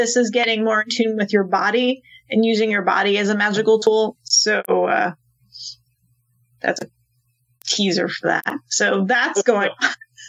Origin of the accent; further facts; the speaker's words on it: Massachusetts, United States; I'm like, oh, yes, I know we're from Massachusetts and around.